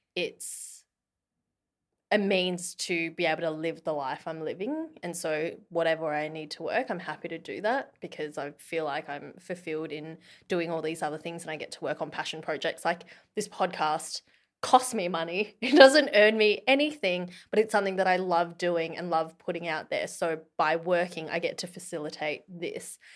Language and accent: English; Australia; moved away; being an Aussie